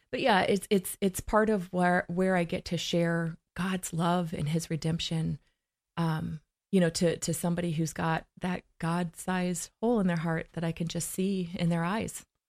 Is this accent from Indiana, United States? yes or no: no; Blackfoot, Idaho, United States; I'm originally from Blackfoot, Idaho